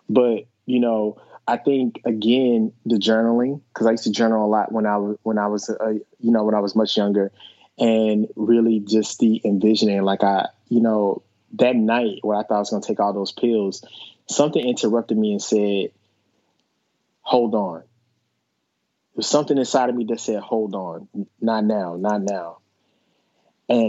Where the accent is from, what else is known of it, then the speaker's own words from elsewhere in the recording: the South, United States; I'm a black man from the South